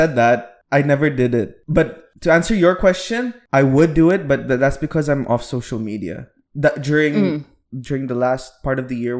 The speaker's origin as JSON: {"language": "English", "country": "Philippines", "said": "I'm Filipino, but..."}